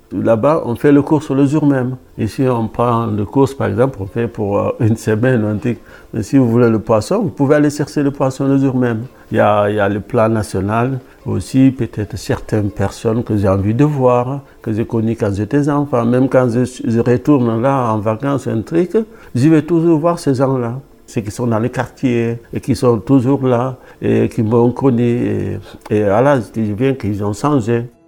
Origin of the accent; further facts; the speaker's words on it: Dakar, Senegal; also born or lived in Paris, France / Pau, France; now in Saint-Jean-Pied-de-Port, France; Je viens de Dakar, même à la capitale. L'endroit qu'on appelle le plateau, c'est à 2 km du palais présidentiel. Je grandis là